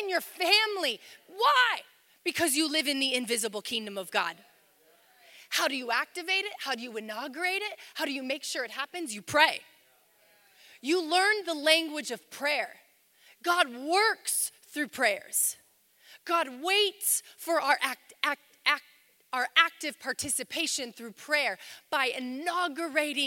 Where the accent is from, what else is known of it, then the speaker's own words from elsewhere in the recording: United States; before I'm an American.